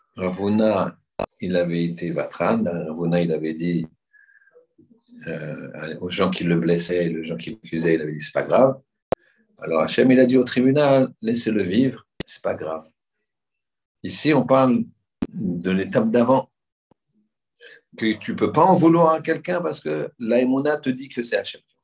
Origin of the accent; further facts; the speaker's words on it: Paris, Île-de-France, France; On est des Européens, des Parisiens.